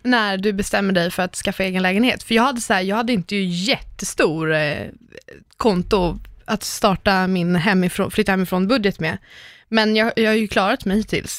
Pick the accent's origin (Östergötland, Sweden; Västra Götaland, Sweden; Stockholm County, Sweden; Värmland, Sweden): Stockholm County, Sweden; Lidingö; komma tillbaka till Lidingö och bara åh, jag växte upp här